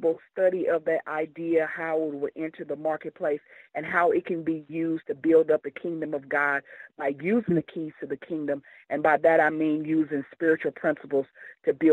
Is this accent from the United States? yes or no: yes; Kansas City, United States; As a young girl growing up in the Kansas City area